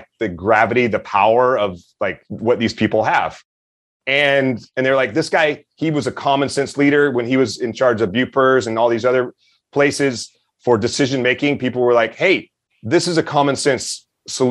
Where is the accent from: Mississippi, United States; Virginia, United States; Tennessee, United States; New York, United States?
Mississippi, United States; Meridian; I grew up in Meridian, Mississippi, hunting, and as a Boy Scout